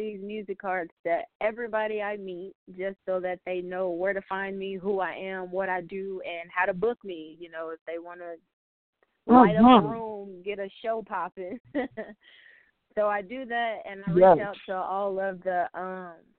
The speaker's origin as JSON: {"language": "English", "town": "Little Rock", "region": "Arkansas", "country": "United States", "tie": "born or raised there", "said": "I am from Little Rock, Arkansas"}